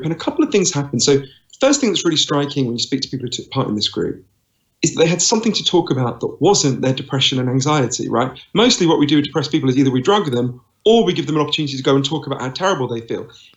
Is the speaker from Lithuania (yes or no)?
no; United Kingdom; accent: Downton Abbey voice; also born or lived in East London / United States; here in London, as you can tell from my weird Downton Abbey voice. I'm British